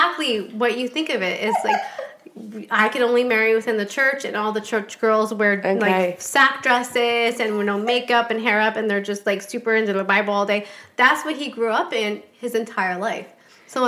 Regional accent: Portland, Oregon, United States; moved away as an adult; also born or lived in Phoenix, Arizona; I'm from Portland. Okay. Like born and raised.

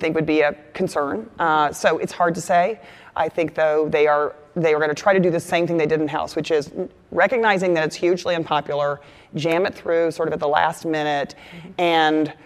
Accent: Texas, United States; moved away; My home state of Texas

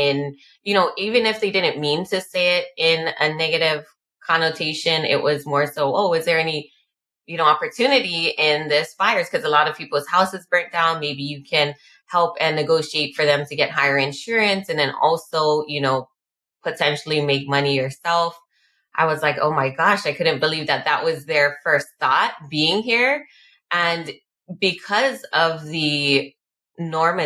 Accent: Hawaii, United States; being Hawaiian and having a history of the land being taken here

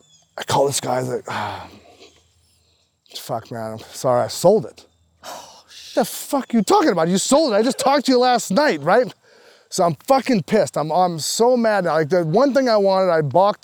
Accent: San Diego, California, United States; growing up in San Diego

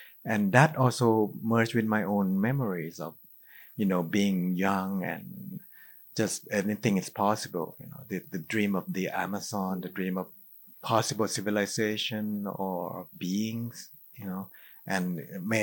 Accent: Thailand; growing up in Thailand, you know, we have belief in spirit

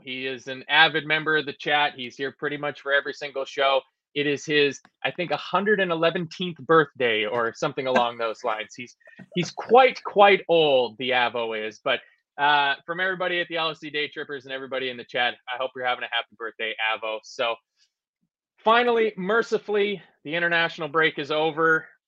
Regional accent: Canada; being Canadian

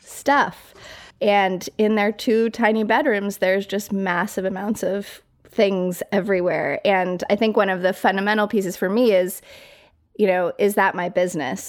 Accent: Colorado Springs, Colorado, United States; moved away as an adult; also born or lived in New York City; I grew up in Colorado Springs, like fairly small town

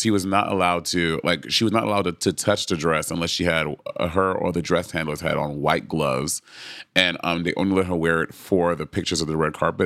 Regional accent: New York City, New York, United States; I was from Brooklyn, New York

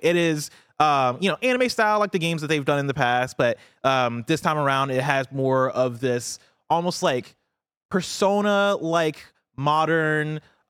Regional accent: Champaign, Illinois, United States; I grew up in Illinois and like Champaign, Illinois, which is fairly diverse, right? But even in Champaign, I always felt like I had this singular experience of like growing up in the U.S. with the parents that moved here from Nigeria.

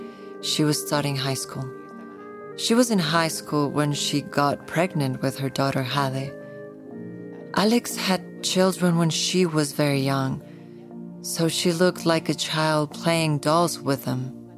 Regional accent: Ciudad Juárez, Chihuahua, Mexico; I'm originally from Ciudad Juárez, Chihuahua

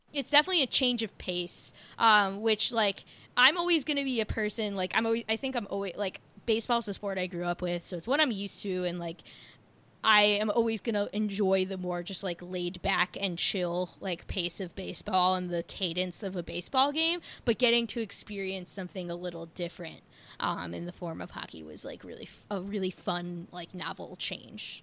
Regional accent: New Jersey, United States; I'm from New Jersey.

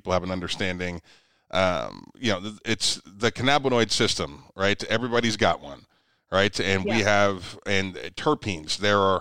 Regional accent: Ohio, United States; I'm from Ohio

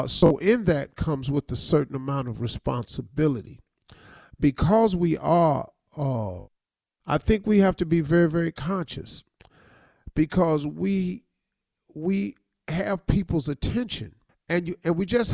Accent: United States

